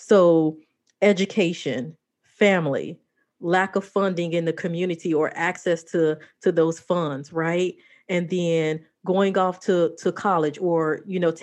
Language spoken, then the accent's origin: English; Chicago, Illinois, United States; I grew up in Chicago